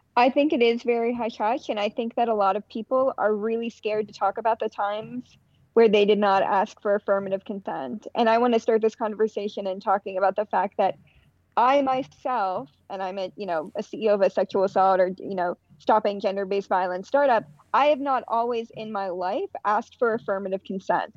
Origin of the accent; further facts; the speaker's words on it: outside of Pittsburgh, Pennsylvania, United States; I grew up in Pittsburgh. Like outside of Pittsburgh